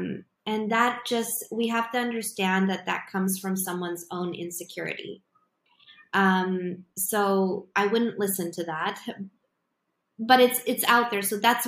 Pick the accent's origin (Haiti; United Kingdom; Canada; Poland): Poland; because I come from Poland and I live in Poland